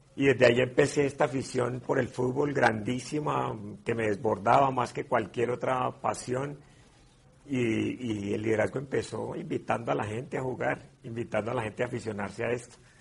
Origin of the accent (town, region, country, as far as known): Colombia